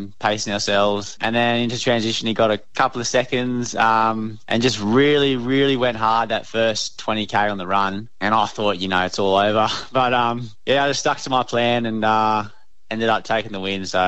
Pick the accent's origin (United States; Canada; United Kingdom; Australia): Australia; Queensland; being a Queenslander